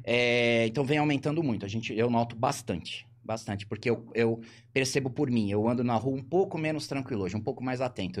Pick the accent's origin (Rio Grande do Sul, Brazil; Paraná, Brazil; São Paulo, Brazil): São Paulo, Brazil; moved away as an adult; now in Ribeirão Preto, Brazil; nasci em São Paulo, vim pra cá